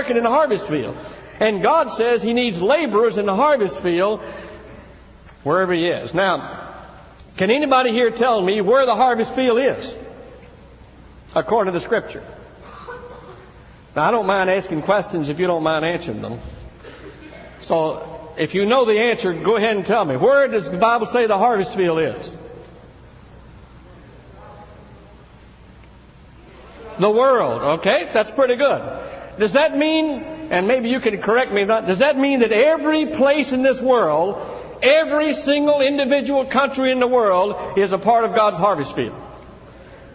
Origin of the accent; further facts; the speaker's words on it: Tennessee, United States; my brother and I grew up in Tennessee in a small church out in the country